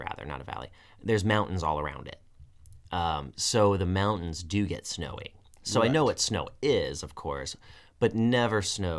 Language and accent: English; Tucson, Arizona, United States; I'm from Tucson, and I remember growing up, I lived in Tucson for 20-some-odd years, twice.